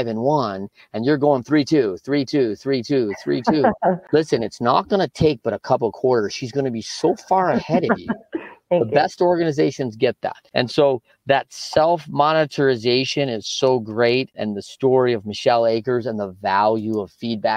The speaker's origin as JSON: {"language": "English", "region": "Michigan", "country": "United States", "tie": "born or raised there", "said": "my life growing up in Michigan"}